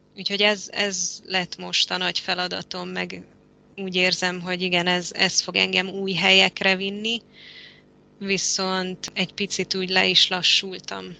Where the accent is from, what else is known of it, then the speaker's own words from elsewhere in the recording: Transylvania, Romania; moved away as an adult; also born or lived in Budapest, Hungary / Malta / Spain / Mexico; most itt vagyok Erdélyben, ahol születtem és felnőttem